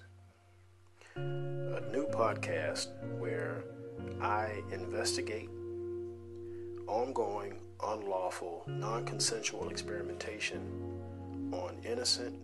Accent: Columbia, Louisiana, United States; also born or lived in Chicago, Illinois; I was born in Chicago in 1973. We moved to Louisiana when I was four. When I say we, I mean my mother and my three brothers. And that's where I grew up, a small town named Columbia

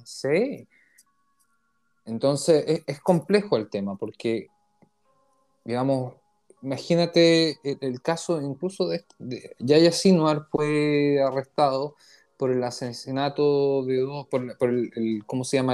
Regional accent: Chile; now in Israel; nosotros somos una comunidad chilena en Israel

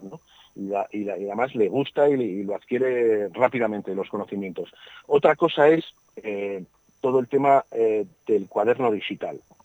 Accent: Burgos, Castile and León, Spain; yo soy de Burgos

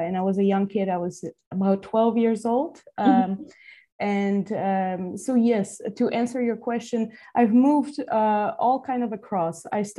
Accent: Toruń, Kuyavian-Pomeranian Voivodeship, Poland; also born or lived in Massachusetts, United States / California, United States; now in Toronto, Canada; I'm from Toruń. That's a city in Poland. It's a wonderful, charming city dating back to medieval times of being set up in north central Poland.

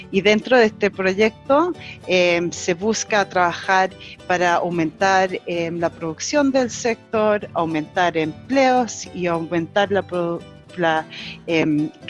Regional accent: New Zealand; Y además soy chilena, nacida en Nueva Zelanda, criada en Nueva Zelanda, lo cual me hace una chiwi.

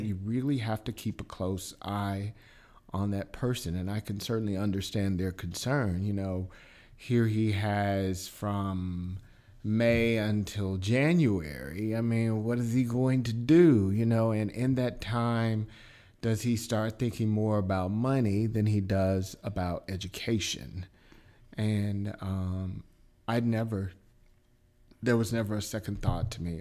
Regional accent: Milwaukee, Wisconsin, United States; moved away; also born or lived in Chicago / Atlanta / Anguilla, Mississippi; I'm originally from Milwaukee

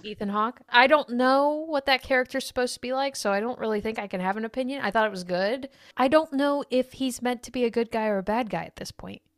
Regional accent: United States; as being an American

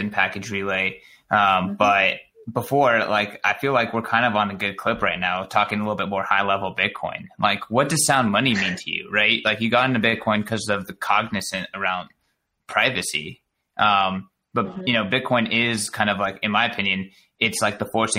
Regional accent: Southern California, United States; moved away as an adult; now in San Francisco Bay Area, United States; I'm from SoCal originally, but I've moved up here since 2015

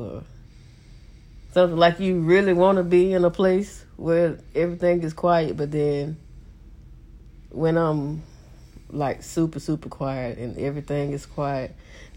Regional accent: Abbeville, United States; I'm from Abbeville

